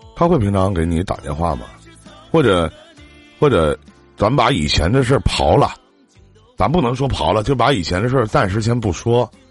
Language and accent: Chinese; Shenyang, Liaoning, China; 在我家东北沈阳的，在我们东北这边